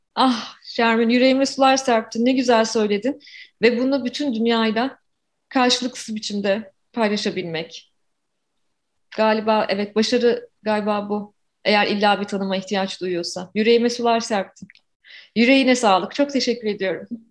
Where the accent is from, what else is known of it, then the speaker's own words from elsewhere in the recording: Ankara, Turkey; moved away as an adult; now in Toronto, Canada; 1976'da Ankara'da doğdum ve tipik bir Ankara çocuğuyum. 24 yaşıma kadar da Ankara'da yaşadım